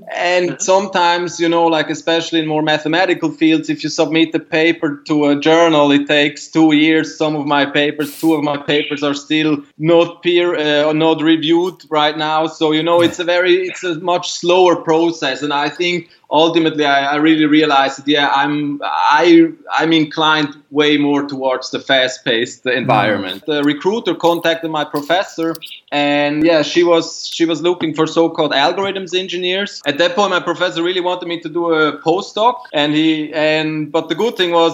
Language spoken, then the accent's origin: English; Zurich, Switzerland; moved away as an adult; now in New York, United States; I grew up in Zurich, Switzerland